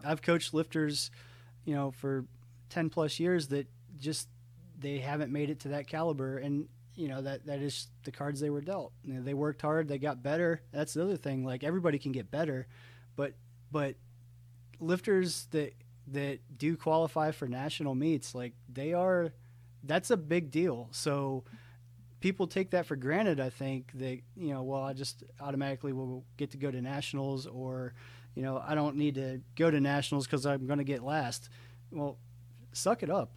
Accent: Ohio, United States; moved away as an adult; now in Atlanta, United States; I grew up in Ohio, moved to Atlanta um, after I graduated college in 2007

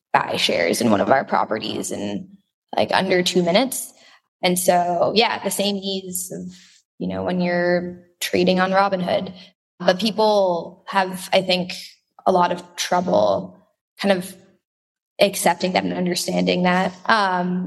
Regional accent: Israel; I grew up in Israel.

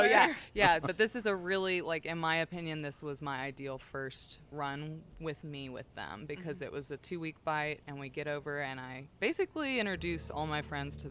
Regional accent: Texas, United States; I'm from Texas

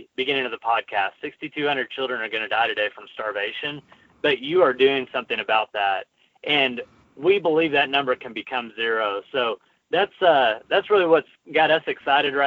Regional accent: Arkansas, United States; moved away as an adult; also born or lived in Los Angeles; we're both from Arkansas, and we moved back to Arkansas

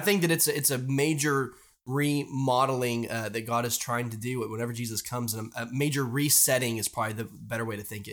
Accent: United States; I love being American, I love being in this country

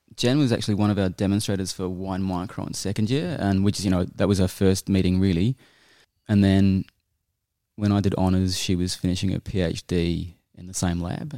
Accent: New Zealand; moved away as an adult; also born or lived in Auckland / United Kingdom; now in Australia; I'm a Kiwi. I was born in Auckland. Um, I grew up in New Zealand and a bit in the U K, and I moved to Australia in nineteen ninety-eight.

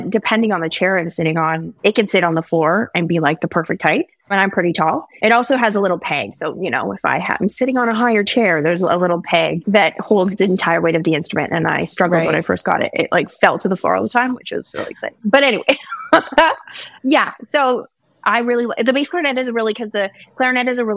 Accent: Saskatchewan, Canada; I'm from Saskatchewan.

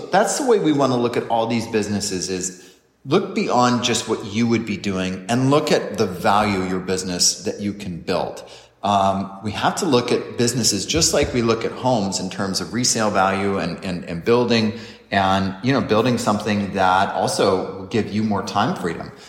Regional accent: San Diego, California, United States; now in Florida, United States; we're from San Diego, where craft beer dominates

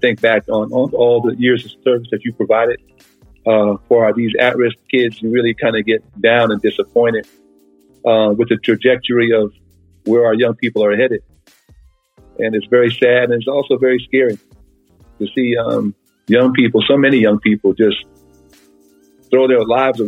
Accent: New York City, New York, United States; moved away as an adult; now in San Bernardino County, United States; growing up in New York City

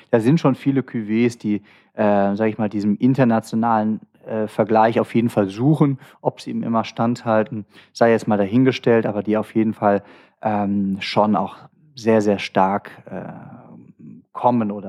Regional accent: Cologne, North Rhine-Westphalia, Germany; Habe ich dir eigentlich schon mal erzählt, wo ich hier als Kölner mal in, in Düsseldorf mal so richtig abgestürzt bin?

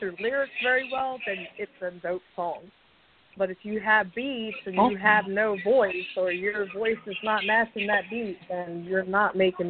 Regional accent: Reading, Pennsylvania, United States; moved away as an adult; now in Elizabethville, United States; I was born in Redding, Pennsylvania. It's kind of like a small city, but I moved to Elizabethville, Pennsylvania about 3 years ago

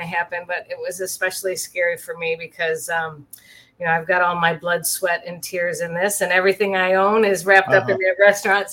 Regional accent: Michigan, United States; moved away as an adult; I'm back to where I grew up in Michigan

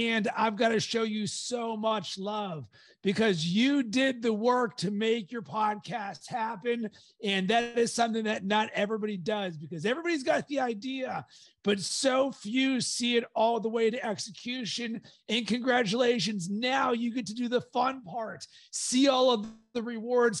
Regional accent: Pittsburgh, Pennsylvania, United States; growing up in Pittsburgh

